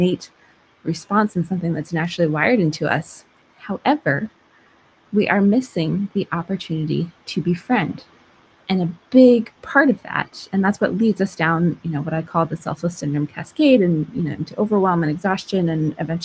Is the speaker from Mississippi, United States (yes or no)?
no; Vermont, United States; moved away; I grew up in Vermont, which is actually where I'm recording this because I'm here helping my mom recover